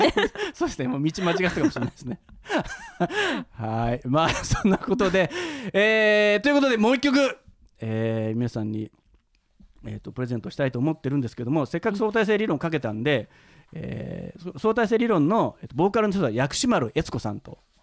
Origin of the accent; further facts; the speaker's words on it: Kansai, Japan; moved away as an adult; now in Tokyo, Japan; 関西に住んでた